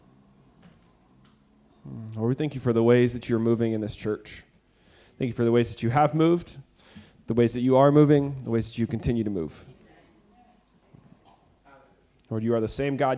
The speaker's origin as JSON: {"language": "English", "town": "Abilene", "region": "Texas", "country": "United States", "said": "we're from Abilene"}